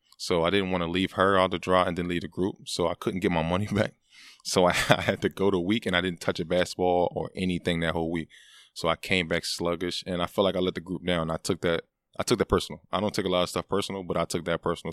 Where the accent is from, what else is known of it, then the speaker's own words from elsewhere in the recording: Philadelphia, Pennsylvania, United States; being from that city